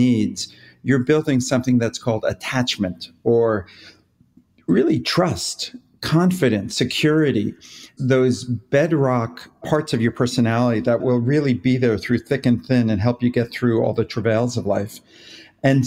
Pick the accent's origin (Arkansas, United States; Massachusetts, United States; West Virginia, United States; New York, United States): New York, United States; moved away as an adult; now in Los Angeles, United States; I'm originally a New Yorker, but been out here for a long, long time